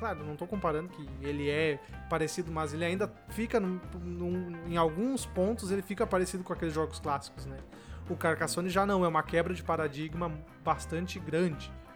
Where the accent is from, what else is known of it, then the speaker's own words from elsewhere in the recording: Venâncio Aires, Rio Grande do Sul, Brazil; eu sou do Rio Grande do Sul, Venâncio Aires